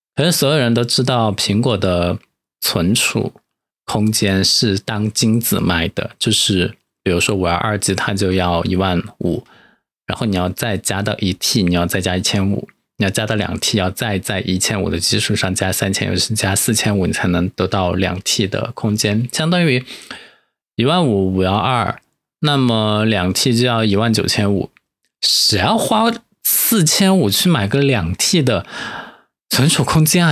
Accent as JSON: {"language": "Chinese", "town": "Chengdu", "region": "Sichuan", "country": "China", "moved": "as an adult", "lives_now": "Sanya, China", "said": "我是成都人"}